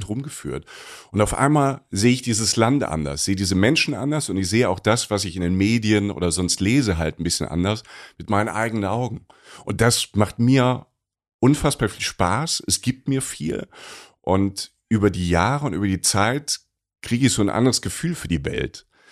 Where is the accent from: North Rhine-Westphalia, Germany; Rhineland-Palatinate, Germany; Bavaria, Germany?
Rhineland-Palatinate, Germany; ich komme aus der Pfalz